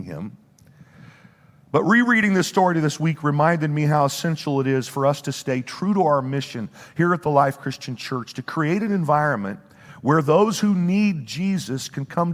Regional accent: Bible Belt Midwest, United States; moved away as an adult; now in New Jersey, United States; we were raised in the Bible Belt Midwest

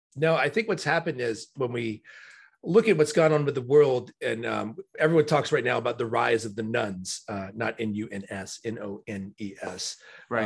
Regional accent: Florida, United States; I'm a true native Floridian.

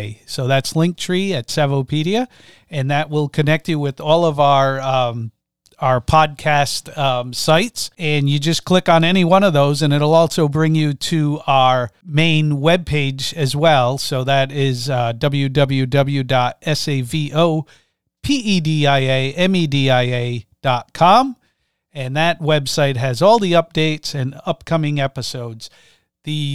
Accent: Rhode Island, United States; I'm from Rhode Island.

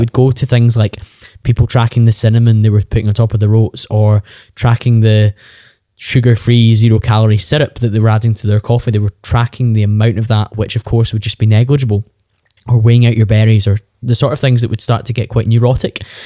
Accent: Bearsden, Scotland, United Kingdom; I'm from Bearsden, just outside Glasgow, and I did the thing that's slightly more common in Scotland than it is in other parts of the U K, where you stayed at home for university

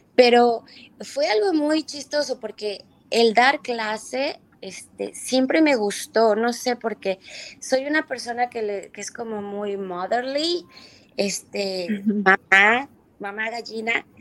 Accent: Mexico; moved away as an adult; also born or lived in New York, United States / Lisbon, Portugal; now in United States; yo a los 18 años me fui de México

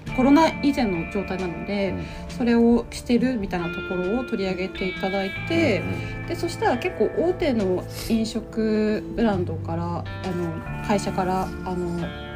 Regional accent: Aomori, Japan; moved away as an adult; also born or lived in Tokyo, Japan; now in Singapore; 私は青森県生まれででその後、えっと最初に勤めた先が歯

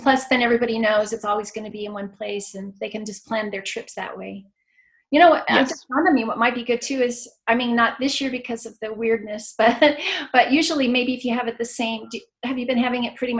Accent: Chicago, Illinois, United States; now in Utah, United States; I grew up in the Chicago area

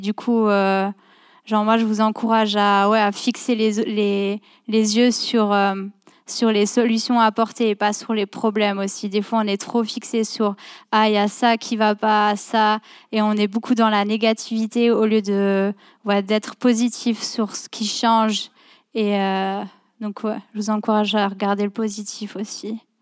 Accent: France; moved away; je viens de France à la base.

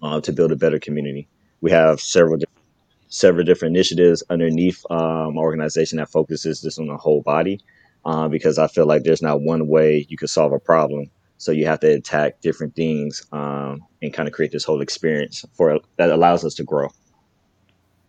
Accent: Carson, California, United States; I'm from Carson, California, born and raised

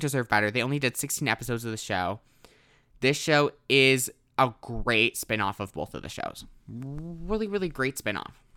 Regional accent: Wisconsin, United States; I'm from Wisconsin

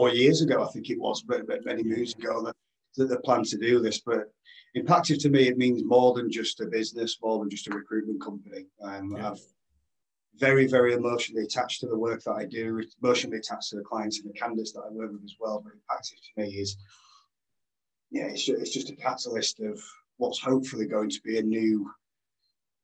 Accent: Yorkshire and the Humber, United Kingdom; accent: Yorkshire; As you can tell from my angelic accent, I'm a Yorkshire lad, Yorkshireman, very proud.

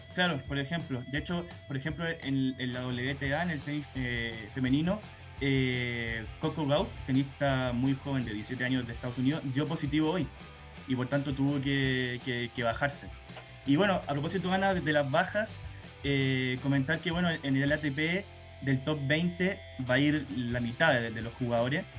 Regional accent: Chile; como chileno

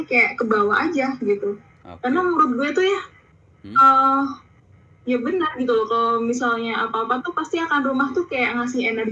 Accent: Yogyakarta, Special Region of Yogyakarta, Indonesia; now in Jakarta, Indonesia; Jogja gue tuh asli Jogja gue rumah gue di Jogja

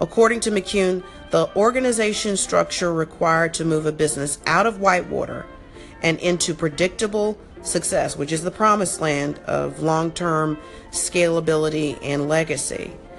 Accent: South Florida, United States; I grew up in South Florida

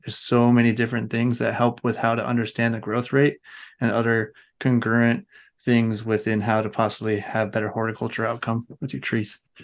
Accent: Oregon, United States; I grew up around the Douglas fir trees in Oregon

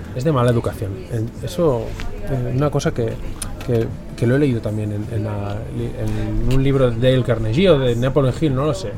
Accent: Catalonia, Spain; yo soy catalán

